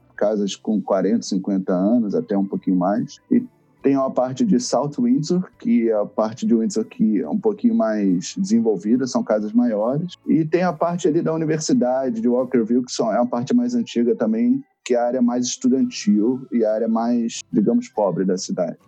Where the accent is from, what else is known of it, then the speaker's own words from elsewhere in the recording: Rio de Janeiro, Brazil; now in Toronto, Canada; eu vim do Rio